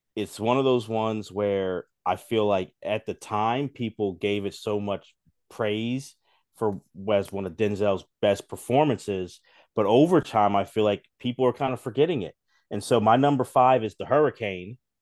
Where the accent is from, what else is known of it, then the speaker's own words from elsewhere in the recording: Philadelphia, Pennsylvania, United States; I'm from Philly